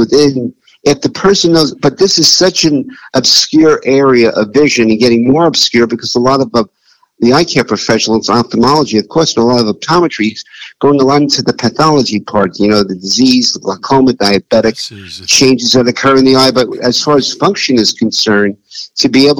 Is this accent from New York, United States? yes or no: yes; New York, United States; now in Rancho Cucamonga, United States; I'm from New York